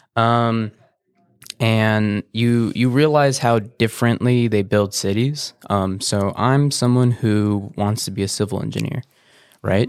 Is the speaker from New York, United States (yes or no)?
no; Banning, California, United States; also born or lived in Beaumont, California; I've pretty much been born and raised here